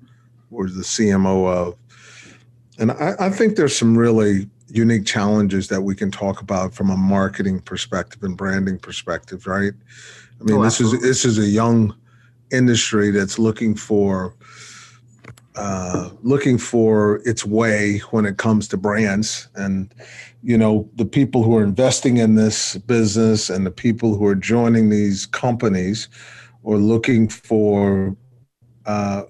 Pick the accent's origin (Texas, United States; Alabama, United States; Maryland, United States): Texas, United States; Giddings; born or raised there